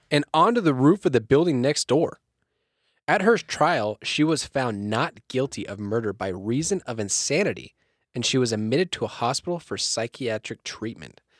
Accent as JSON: {"language": "English", "region": "Colorado", "country": "United States", "said": "I'm from Colorado"}